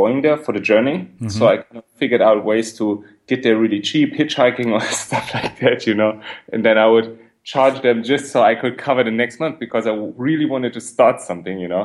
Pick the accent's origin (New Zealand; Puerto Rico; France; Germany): Germany; Berlin; I'm from Berlin. I grew up in Berlin